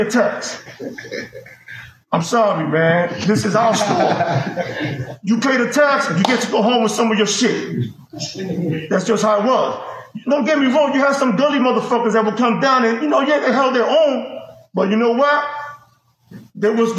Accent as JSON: {"language": "English", "town": "New York City", "region": "New York", "country": "United States", "said": "from Gunset Park, Brooklyn"}